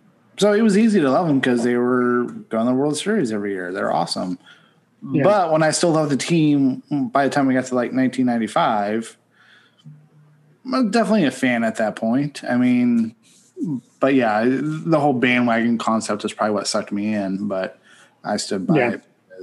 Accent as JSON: {"language": "English", "region": "Western Pennsylvania", "country": "United States", "tie": "born or raised there", "said": "I grew up in Western Pennsylvania."}